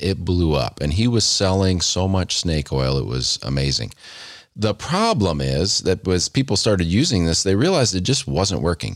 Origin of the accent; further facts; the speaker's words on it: United States; as an American